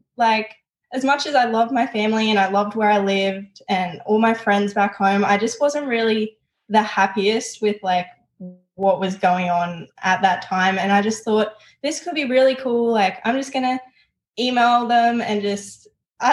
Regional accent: Newcastle, New South Wales, Australia; moved away as an adult; I'm from Newcastle, New South Wales

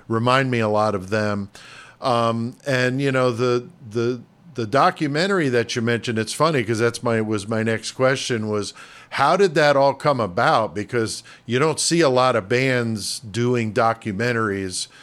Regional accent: New York City, New York, United States; moved away as an adult; also born or lived in Connecticut; now in Illinois, United States; from the Bronx in New York, and yeah. that's where I was born. I just moved out here to Illinois when I was an adult, so oh, I I, I grew up on the East Coast in New York, Connecticut

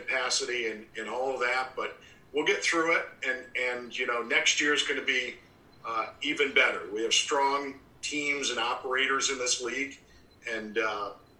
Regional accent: Seneca Falls, New York, United States; moved away as an adult; also born or lived in Geneva, New York; now in Williamsport, United States; I'm from Seneca Falls, New York

